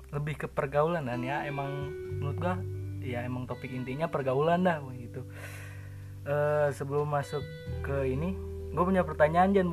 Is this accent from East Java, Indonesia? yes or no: no; Bandung, West Java, Indonesia; gue anak Bandung ya jadi maklum lah kalau agak nggak pantas kalau ngomong lu gue ya